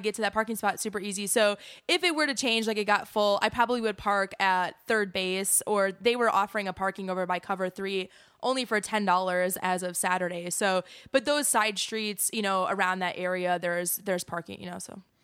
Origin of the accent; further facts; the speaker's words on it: Wisconsin, United States; moved away; I'm from Wisconsin, so bag is B A G